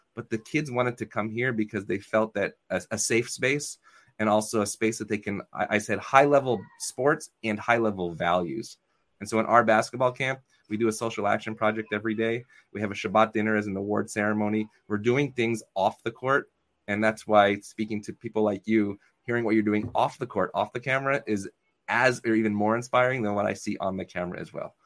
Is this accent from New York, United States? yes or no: yes; Syracuse, New York, United States; I grew up in Syracuse, New York